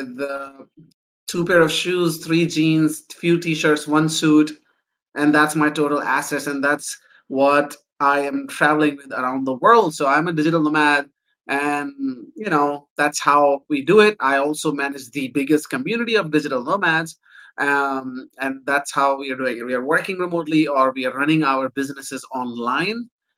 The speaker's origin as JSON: {"language": "English", "country": "Pakistan", "moved": "yes", "lives_now": "Canada", "said": "I'm originally from Pakistan, but I'm an immigrant to Canada."}